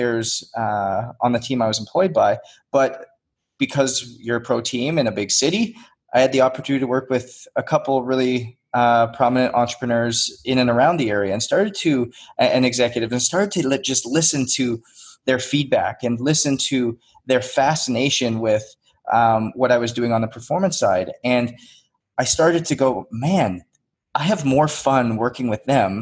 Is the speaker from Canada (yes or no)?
yes; Northwest Canada, Canada; moved away as an adult; I grew up in Northwest Canada. I came down on a hockey scholarship when I was 19 years old